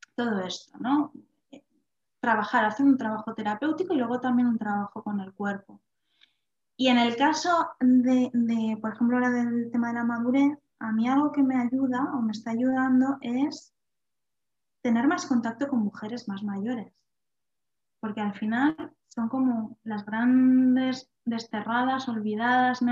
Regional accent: Vitoria-Gasteiz, Basque Country, Spain; also born or lived in Salamanca; yo soy de Vitoria, y estaba en Salamanca estudiando

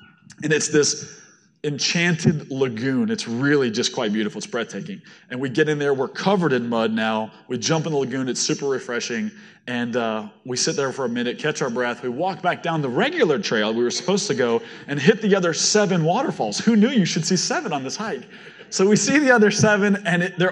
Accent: Florida, United States; I'm from Florida.

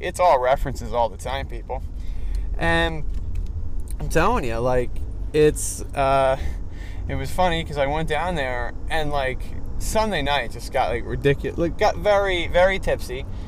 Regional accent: East Coast, United States; now in Los Angeles, United States; I'm from the East Coast

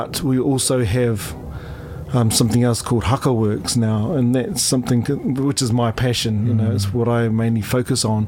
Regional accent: Taranaki, New Zealand; moved away as an adult; also born or lived in Dunedin, New Zealand; now in London, United Kingdom; I was brought up in Upper Hutt in Taranaki

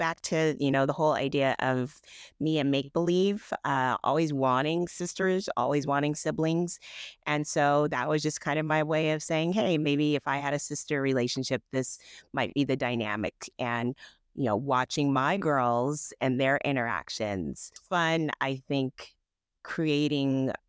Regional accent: California, United States; I live in Southern California. I grew up in Northern California, but came down here to go to school and just stayed

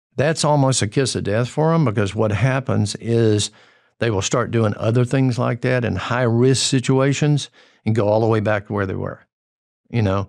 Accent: Georgia-North Carolina border, United States; moved away; I grew up on the Georgia-North Carolina border, and it's, it was red dirt hillbillies, is what we were.

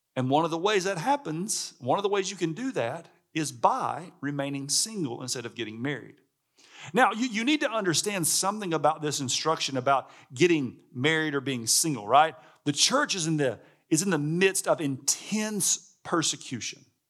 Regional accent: Alabama, United States; I'm from Alabama. Like, I grew up on, you know, fried chicken and hamburgers and barbecue

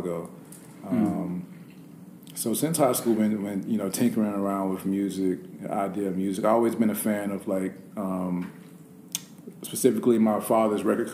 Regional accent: Winston-Salem, North Carolina, United States; moved away as an adult; also born or lived in Richmond, Virginia; I'm from Winston-Salem, North Carolina. I was born and raised there

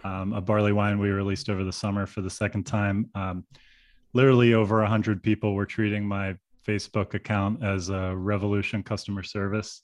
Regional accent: Pittsburgh, Pennsylvania, United States; now in Chicago, United States; my hometown of Pittsburgh

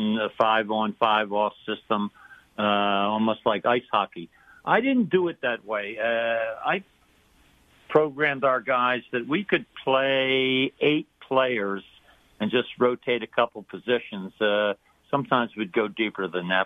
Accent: Philadelphia, Pennsylvania, United States; moved away; I grew up in Philadelphia

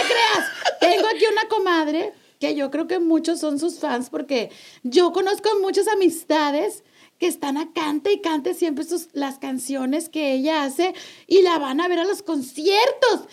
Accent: Monterrey, Nuevo León, Mexico; accent: golpeado; eres de Monterrey, hablas bien, golpeado

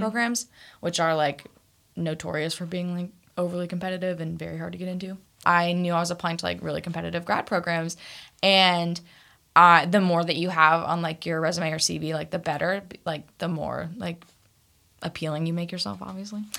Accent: Topeka, Kansas, United States; moved away as an adult; also born or lived in Fayetteville, Arkansas; I'm from Topeka, Kansas. I, yeah, I was raised on, like, a farm. So, like, I have the classic, like, Kansas upbringing experience

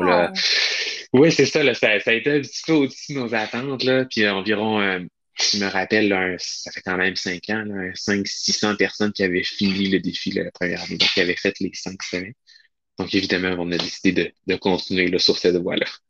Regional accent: Charlevoix, Quebec, Canada; moved away; moi je suis originaire de Charlevoix, plus maintenant, mais oui, à la base, là, je viens de Charlevoix

